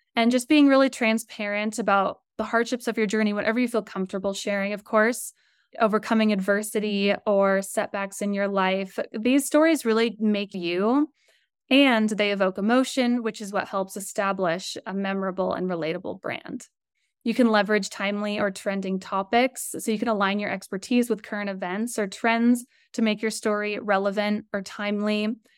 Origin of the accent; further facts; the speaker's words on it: Colorado, United States; also born or lived in San Diego / Los Angeles; So I grew up in Colorado. I'm in Denver right now. Very shy girl from Colorado